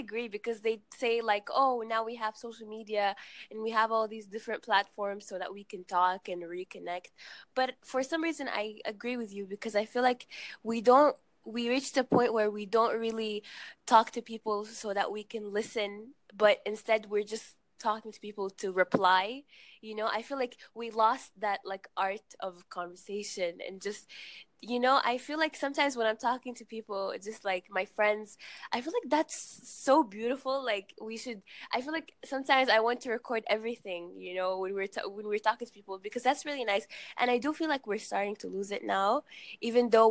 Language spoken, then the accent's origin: English; Sudan; now in Qatar; I'm from Sudan actually. So I live here